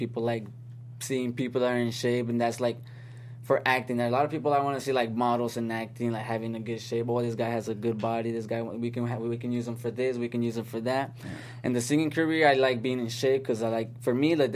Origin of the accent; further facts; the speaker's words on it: Tucson, Arizona, United States; I'm from Arizona